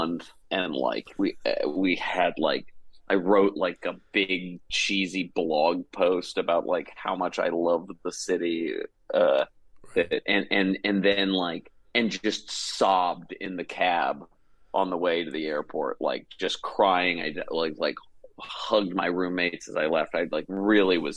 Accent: Atlanta, Georgia, United States; moved away as an adult; also born or lived in New York / Los Angeles; I'm from Atlanta, Georgia, originally. And I moved to New

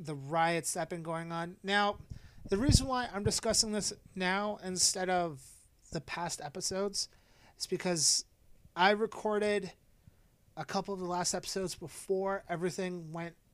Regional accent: Canada; I am a white guy and I'm Canadian

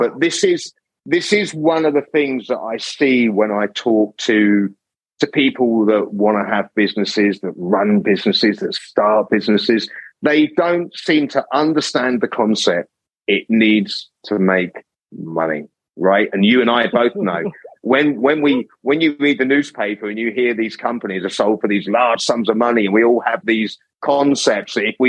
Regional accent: England, United Kingdom; accent: English; I get constant comments about my accent being English.

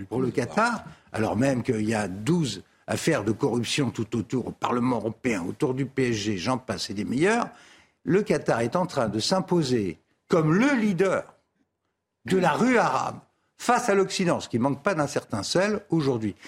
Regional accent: France; je suis français, c'est mon avenue, c'est mon quartier.

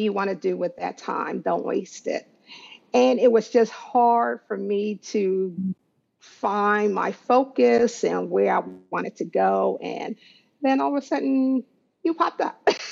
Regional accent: Waldorf, Maryland, United States; I am from Waldorf, Maryland.

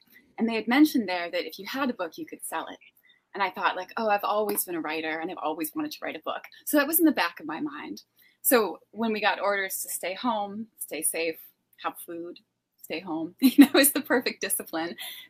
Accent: Massachusetts, United States; North of Boston.

